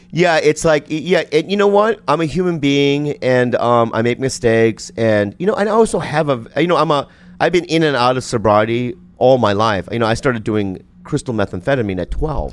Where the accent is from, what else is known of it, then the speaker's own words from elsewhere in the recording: United States; I'm an American. I, I mean, I'm an American